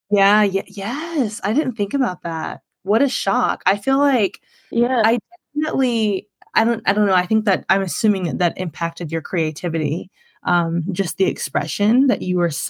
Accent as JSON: {"language": "English", "area": "Long Island", "region": "New York", "country": "United States", "tie": "born or raised there", "also_born_or_lived": "Louisiana", "moved": "as an adult", "lives_now": "Los Angeles, United States", "said": "I'm from Long Island, New"}